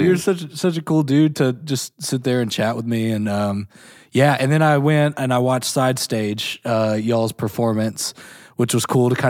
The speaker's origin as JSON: {"language": "English", "region": "Kentucky", "country": "United States", "said": "we're from Kentucky."}